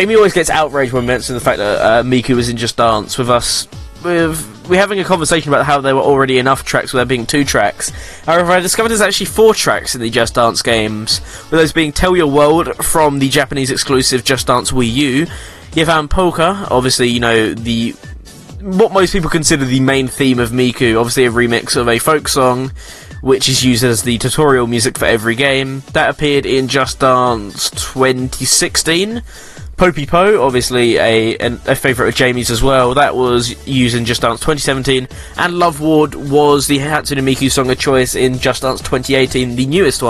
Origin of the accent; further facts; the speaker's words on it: England, United Kingdom; we're English